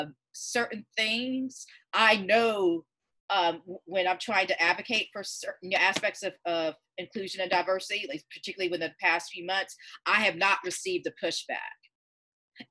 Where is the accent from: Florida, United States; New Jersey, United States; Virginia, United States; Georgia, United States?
Georgia, United States; I'm born and raised in Georgia